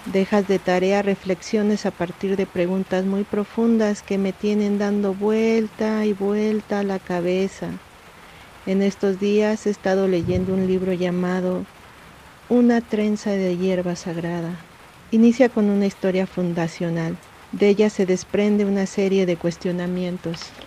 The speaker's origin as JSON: {"language": "Spanish", "town": "Nezahualcóyotl", "region": "State of Mexico", "country": "Mexico", "tie": "born or raised there", "moved": "yes", "lives_now": "Oaxaca de Juárez, Mexico", "said": "Yo crecí en Ciudad Neza"}